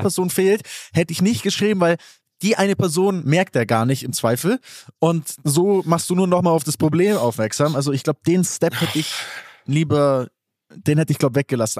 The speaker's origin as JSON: {"language": "German", "area": "Allgäu", "region": "Bavaria", "country": "Germany", "said": "ich komme aus dem Allgäu"}